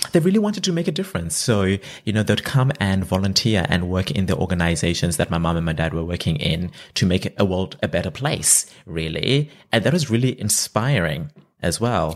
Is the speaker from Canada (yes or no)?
no; Zimbabwe; moved away as an adult; now in Australia; I'm originally from Zimbabwe. That's where I grew up